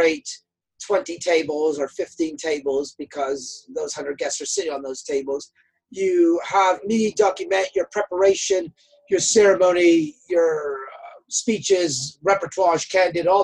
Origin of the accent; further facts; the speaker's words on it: Canada; I'm from Canada